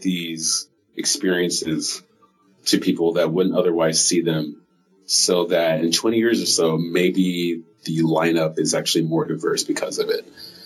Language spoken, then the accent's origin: English; Iowa City, Iowa, United States; moved away as an adult; also born or lived in Cedar Rapids, Iowa / Des Moines, Iowa; now in Bay Area, California, United States; Yeah, I grew up in Iowa, in Iowa City, Cedar Rapids.